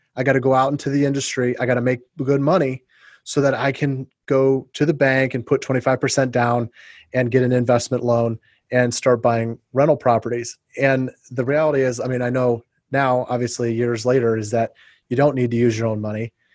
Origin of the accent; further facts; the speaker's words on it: Ohio and Indiana, Midwest, United States; moved away as an adult; also born or lived in St. Louis / Phoenix; I was raised in the Midwest. I went to college in you know in Ohio and grew up in Ohio and Indiana